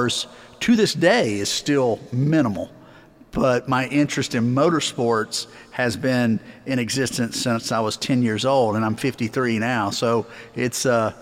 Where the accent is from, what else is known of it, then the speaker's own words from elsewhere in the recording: Eastern North Carolina, United States; I grew up in Eastern North Carolina